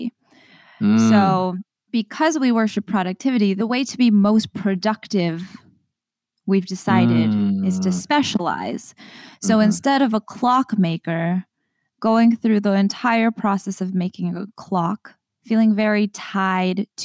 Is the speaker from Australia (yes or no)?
no; Trinidad & Tobago; now in United States; I feel like I'm Trinidadian